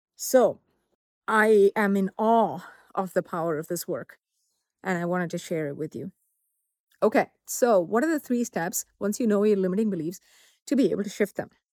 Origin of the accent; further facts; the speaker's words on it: southern India, India; moved away; growing up in Southern India back in the seventies and eighties